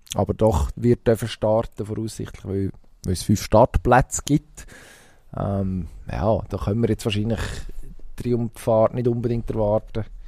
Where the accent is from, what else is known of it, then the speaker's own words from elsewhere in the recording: Switzerland; bei uns in der Schweiz